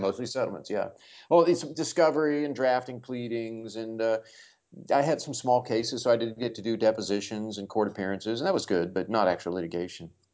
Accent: Kansas City, United States; I grew up around the Kansas City area.

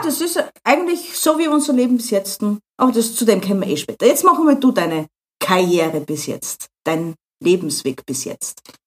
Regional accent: Austria; als Österreicher

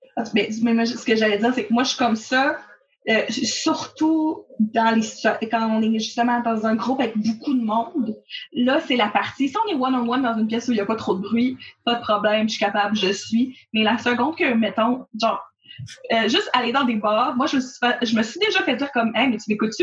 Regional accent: Gatineau, Quebec, Canada; je suis originaire de Gatineau, puis ma famille, ça fait longtemps qu'elle est là.

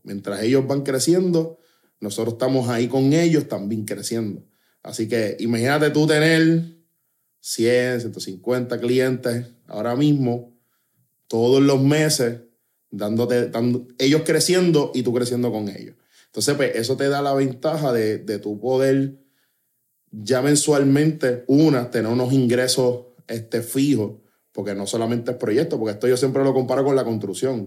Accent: Trujillo Alto, Puerto Rico; yo me crié en Trujillo Alto

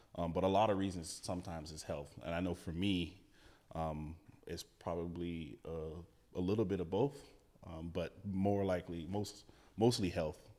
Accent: Gainesville, Florida, United States; moved away as an adult; also born or lived in West Palm Beach, Florida; now in Oregon, United States; born in West Palm, raised in Gainesville, which is just out, um, north central Florida

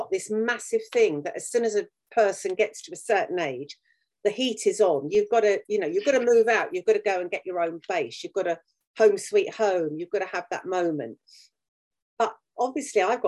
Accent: United Kingdom; We are an island. We are English. We're British, rather.

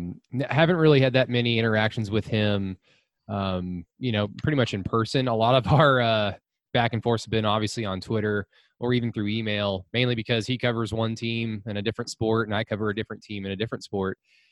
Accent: Norman, Oklahoma, United States; my hometown papers, the Norman Transcript.

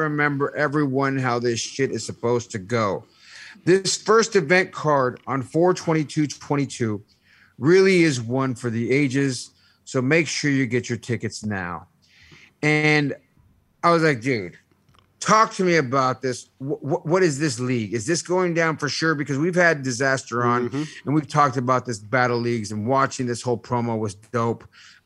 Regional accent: San Jose, California, United States; the culture, the environment I grew up in the east side of San Jose was hip hop

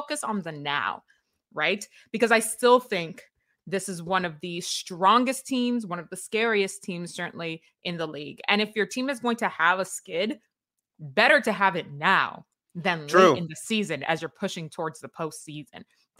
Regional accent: New York, United States; When I grew up in New York, you found the room with all the coats

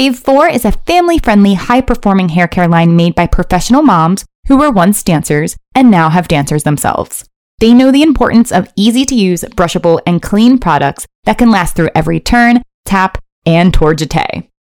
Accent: Maryland, United States; I grew up in Maryland near Towson University

